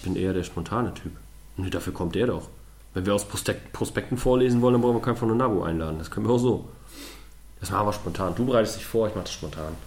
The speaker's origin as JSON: {"language": "German", "country": "Germany", "said": "wo ich herkomme. Ich sage, ah, Deutschland"}